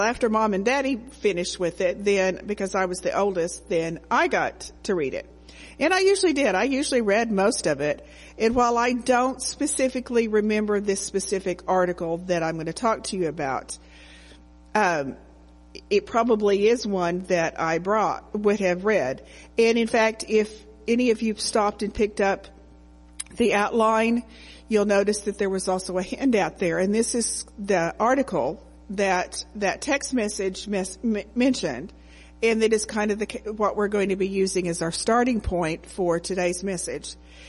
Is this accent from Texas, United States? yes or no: yes; Texas, United States; So I grew up in the Assemblies of God Church.